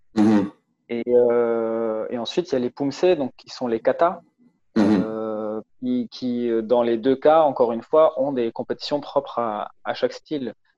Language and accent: French; Strasbourg, Grand Est, France; je, viens de Strasbourg, c'est euh, c'est à l'est de la France